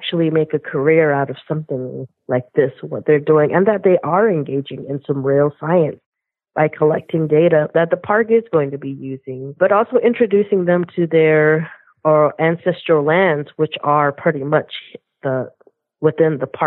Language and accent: English; Southern Arizona, United States; I'm from Southern Arizona. I am a member of the Thonautum Nation, which is a local tribe here in Southern Arizona